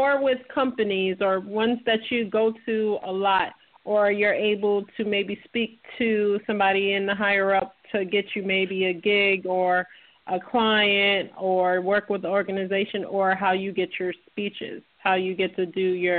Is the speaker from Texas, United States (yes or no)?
no; Massachusetts, United States; now in Florida, United States; happen to live in Florida, but when you hear this question, being that I'm from Massachusetts